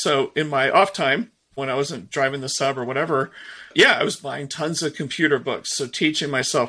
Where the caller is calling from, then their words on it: Seattle, Washington, United States; I'm in the Seattle, Washington area in the Pacific Northwest. I'm actually close to Redmond, Washington.